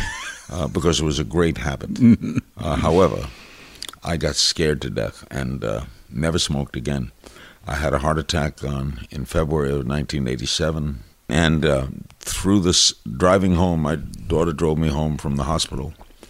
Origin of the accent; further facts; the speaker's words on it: New York City, New York, United States; moved away as an adult; also born or lived in Miami; I grew up in Brooklyn